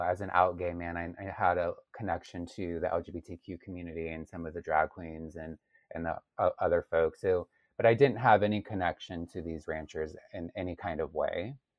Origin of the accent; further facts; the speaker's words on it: Largo, Florida, United States; moved away as an adult; also born or lived in Chicago; I'm from Largo, which is near Clearwater Beach, which is near Saint Petersburg